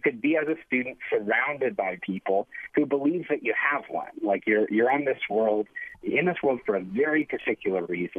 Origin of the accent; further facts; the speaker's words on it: Phoenix, Arizona, United States; I grew up in Phoenix